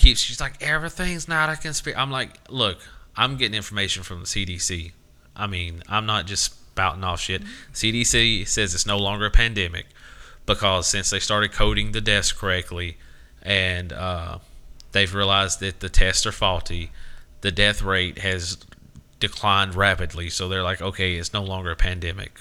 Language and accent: English; Southern United States, United States; a lot of Southerners think it's our idea